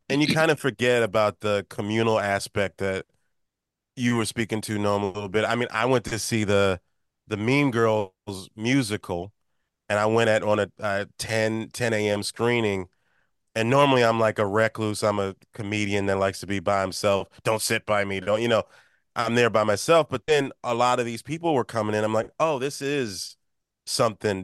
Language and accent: English; Maryland D.C. area, United States; growing up in the Maryland D.C. area